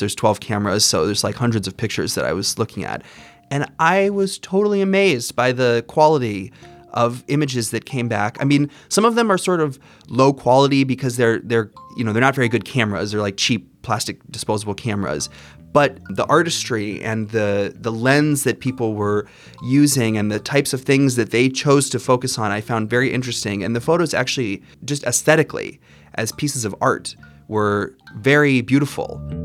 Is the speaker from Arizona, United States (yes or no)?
yes; Arizona, United States; now in Washington, D.C., United States; I grew up in Arizona, but I live now here in Washington, D.C.